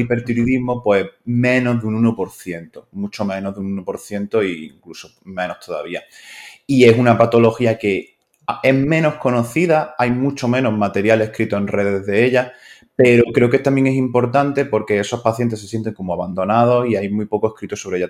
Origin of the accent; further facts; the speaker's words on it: Spain; me considero un médico español